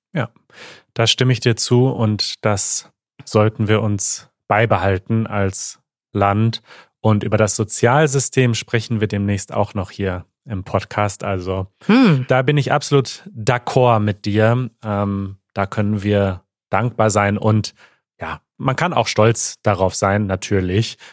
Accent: Germany; ich bin nicht stolz darauf, deutsch zu sein

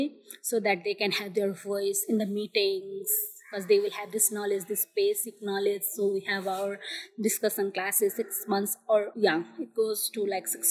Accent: Jhapa, Eastern Nepal, Koshi Province, Nepal; I'm from Eastern Nepal, Japa.

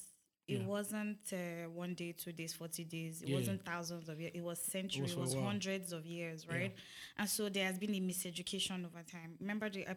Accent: Nigeria; as a foundational Nigerian

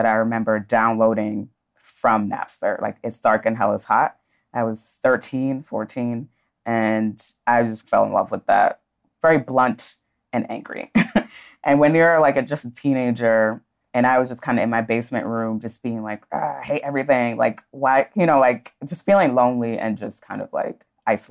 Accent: New York City, New York, United States; also born or lived in Guyana; I came to America from Guyana when I was a year old with my family, with my mom and then my dad. And we lived in Brooklyn at first and then Queens

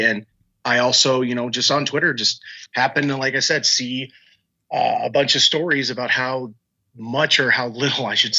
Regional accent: Minnesota, United States; I'm a Twins fan. I'm from Minnesota. Granted, I'm a military brat, so Minnesota's kind of where I ended. But that's where my family was originally from.

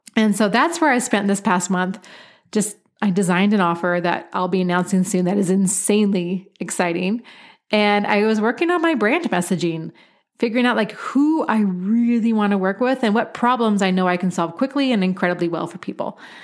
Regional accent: Pacific Northwest, United States; moved away; I was born and raised in the Pacific Northwest

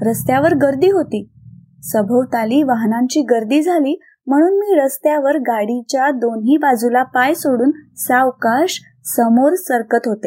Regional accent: Maharashtra, India; now in Indore, India; मी मूळची महाराष्ट्रातील मात्र लग्नानंतर माझं वास्तव्य मध्य प्रदेश इंदोर येथे आहे

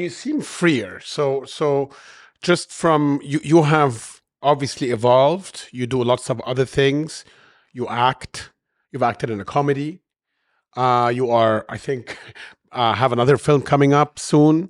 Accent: Cairo, Cairo Governorate, Egypt; moved away as an adult; also born or lived in United States / Europe; I'm born and raised in Cairo, but I have many years abroad in the West and U S and Europe

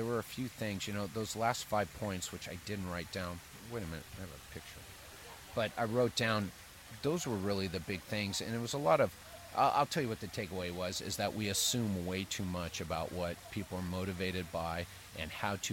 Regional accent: San Francisco, California, United States; I'm from San Francisco, California.

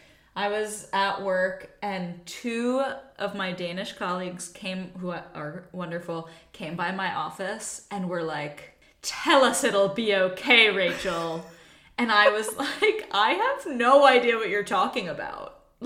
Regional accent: Virginia, United States; now in Denmark; born and raised in Virginia.

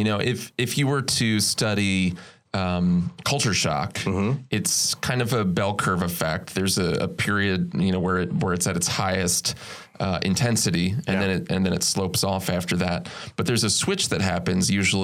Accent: Philadelphia, Pennsylvania, United States; I'm from Philly

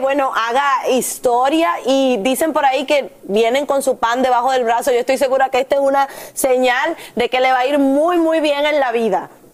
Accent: Dominican Republic

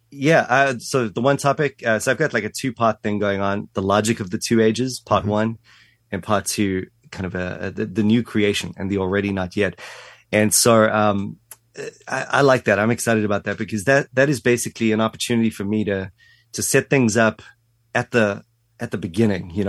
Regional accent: South Africa; moved away as an adult; Yeah, grew up in South Africa, um, and again, sort of um, only left when I was 18.

